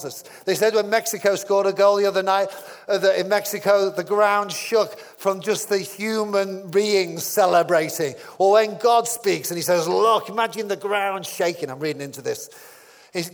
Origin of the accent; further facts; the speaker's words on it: United Kingdom; I'm British